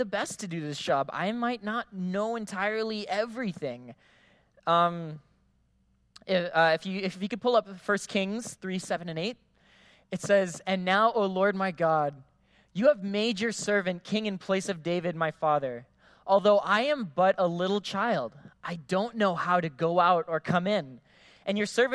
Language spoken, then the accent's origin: English; Philippines; now in Guam; I grew up in the Philippines